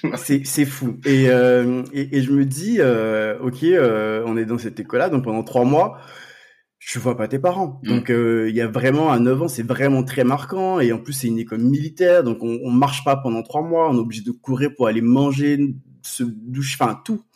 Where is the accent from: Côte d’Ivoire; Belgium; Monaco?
Côte d’Ivoire; now in France; j'ai grandi en Côte d'Ivoire